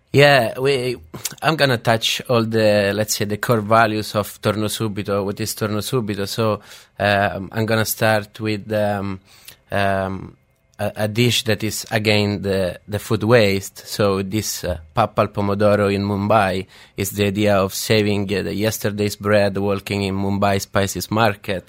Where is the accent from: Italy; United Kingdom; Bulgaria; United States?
Italy; Rome, Lazio; moved away; I grew up in uh, in Rome. I came from Rome